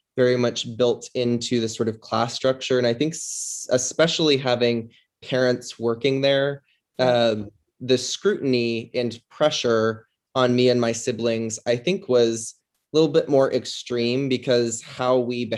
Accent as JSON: {"language": "English", "town": "Tucson", "region": "Arizona", "country": "United States", "tie": "born or raised there", "said": "I grew up in Tucson, Arizona, family of five"}